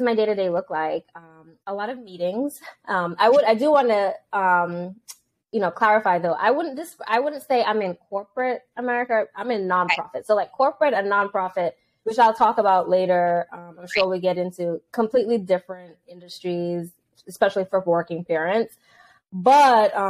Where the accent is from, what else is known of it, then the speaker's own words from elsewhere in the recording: Antigua & Barbuda; moved away; I am from Antigua and Barbuda, so that's an island in the Caribbean